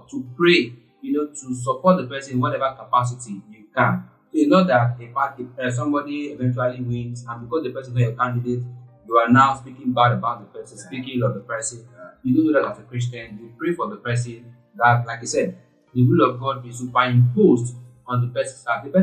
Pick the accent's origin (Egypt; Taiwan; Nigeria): Nigeria; English is a second language; so as a Nigerian as a Nigerian